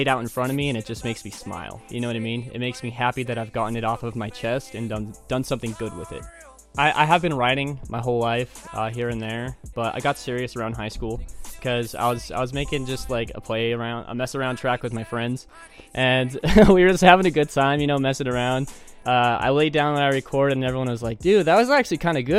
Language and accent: English; Ogden, Utah, United States; I was born and raised in Ogden, Utah.